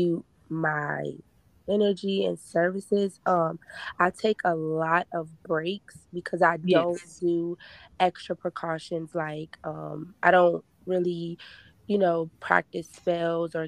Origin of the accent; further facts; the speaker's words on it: Richmond, Virginia, United States; I am from Richmond, Virginia